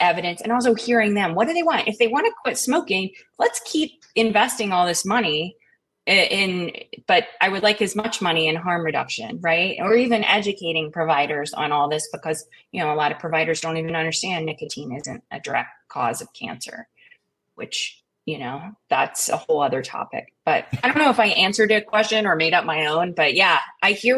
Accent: Eastern Kentucky, United States; I grew up in Eastern Kentucky. It was a dry county for most of my life

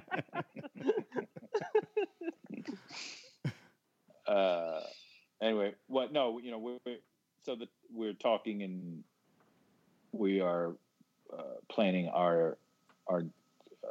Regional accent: Florida, United States; I grew up in Florida

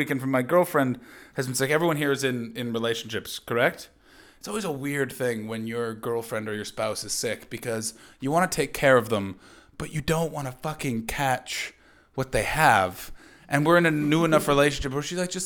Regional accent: Ottawa, Ontario, Canada; I used to be like a lippy punk rocker growing up in Ottawa

